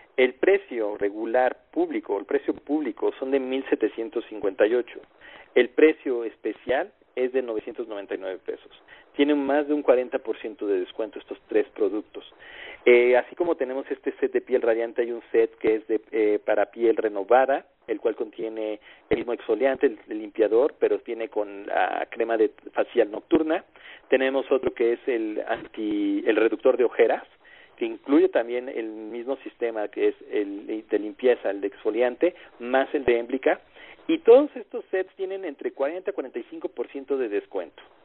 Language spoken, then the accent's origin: Spanish; Mexico; nosotros como mexicanos tenemos conocidos en distintas partes de la República Mexicana.